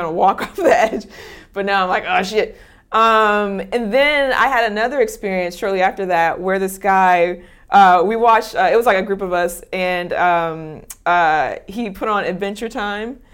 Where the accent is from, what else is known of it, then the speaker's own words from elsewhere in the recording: Long Beach, California, United States; I'm from Long Beach